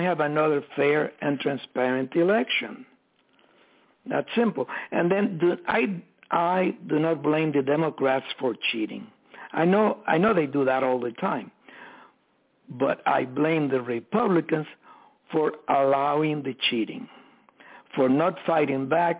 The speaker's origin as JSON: {"language": "English", "country": "Cuba", "tie": "born or raised there", "moved": "yes", "said": "I was born in Cuba"}